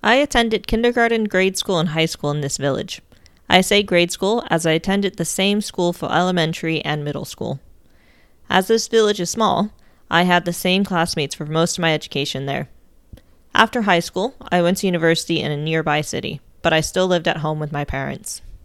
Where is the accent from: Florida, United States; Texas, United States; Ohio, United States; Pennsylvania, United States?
Ohio, United States; moved away; Most of my siblings and my parents still live in my home state of Ohio.